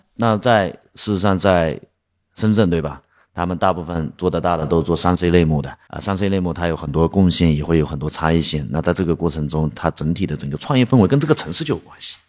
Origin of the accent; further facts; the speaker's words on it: Dongyang, Zhejiang, China; also born or lived in Yiwu; now in Hangzhou, China; 回到义乌的老家，啊，东亚那边